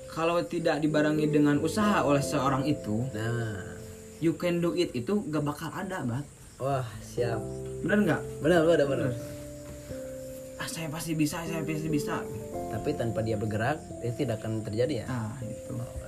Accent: Tasikmalaya, West Java, Indonesia; saya gede di Tasik jadi bahasa Padang sama sekali nggak bisa

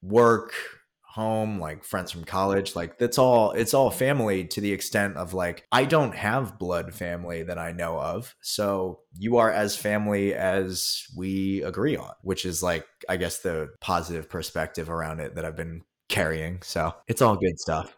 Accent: Philadelphia, Pennsylvania, United States; also born or lived in Korea; now in New York City, United States; I'm actually from Philadelphia, but where I'm really from uh, is also Philadelphia

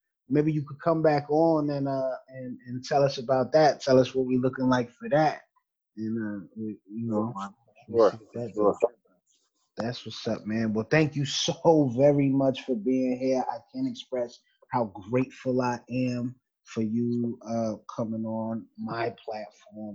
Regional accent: United States; I was the first dude in the family born in America

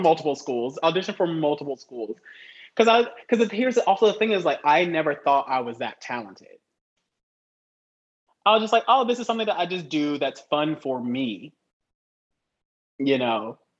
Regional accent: the South, United States; I'm from the South. You have to go back. I'm from the South. So everyone in the South speaks down here, right? Everyone's like slow

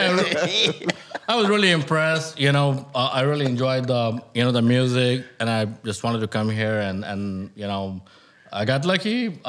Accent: Chicago, Illinois, United States; By the way, I'm from South Chicago, so I know a little bit about Black & Mild.

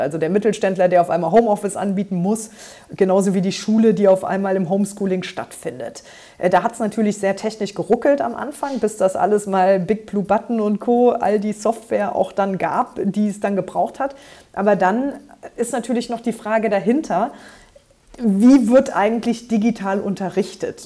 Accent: Trier, Rhineland-Palatinate, Germany; ich bin hier in Trier, da wo ich jetzt auch äh, Abgeordnete bin, ähm, tatsächlich auch geboren und in der Region groß geworden

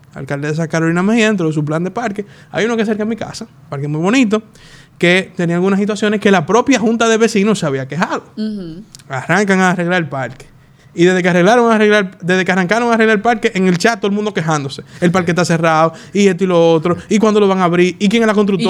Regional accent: Dominican Republic

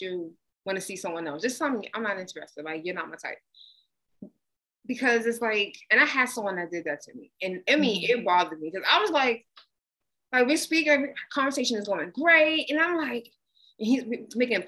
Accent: United States; I'm American

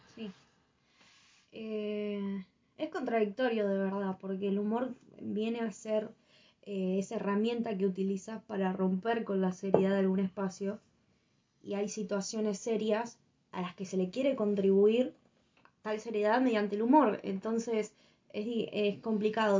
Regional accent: Argentina; Somos argentinos

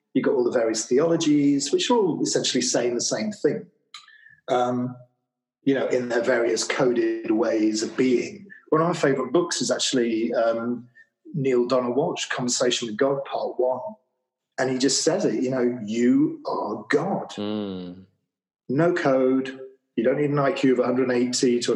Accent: Manchester, North West England, United Kingdom; moved away; I'm from Manchester, not known for its tropical climate.

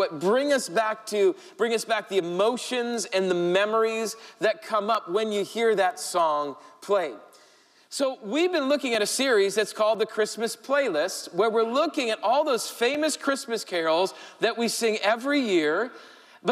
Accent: Rapid City, South Dakota, United States; moved away; also born or lived in Chicago; this little church I grew up in Rapid City, South Dakota.

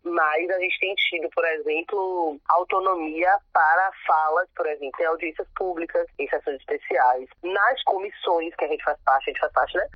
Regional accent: Salvador, Bahia, Brazil; eu sou de Brotas

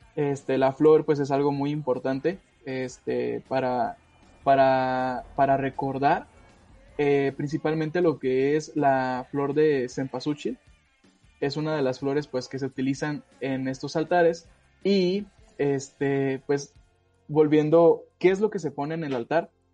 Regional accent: Mexico; aquí en México, aunque estamos tan cerca de pues, lo que es Estados Unidos

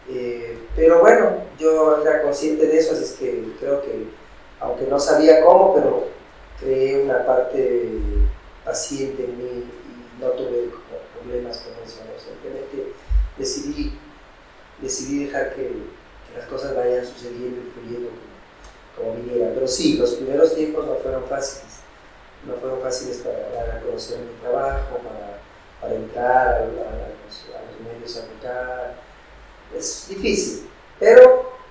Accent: Piura, Peru; now in Cuenca, Ecuador; Perfecto, soy de Piura, que es una ciudad eh, ubicada en la costa norte del país, muy cerca de Ecuador esa es mi, ciudad de origen.

